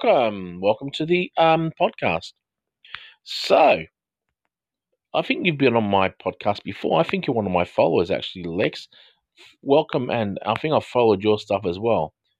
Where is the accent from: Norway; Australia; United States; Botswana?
Australia; I'm from Australia